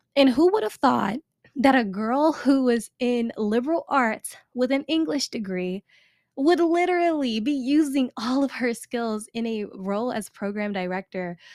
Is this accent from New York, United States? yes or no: no; Chicago, Illinois, United States; I am a born and raised Chicago girl, South Side